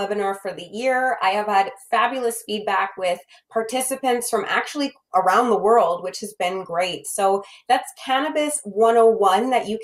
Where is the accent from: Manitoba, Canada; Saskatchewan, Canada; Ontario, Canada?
Manitoba, Canada; you and I, as we both know, are from Manitoba.